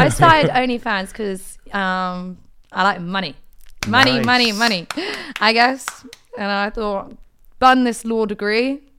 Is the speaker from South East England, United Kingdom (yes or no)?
yes; Portsmouth, South East England, United Kingdom; I'm from Portsmouth.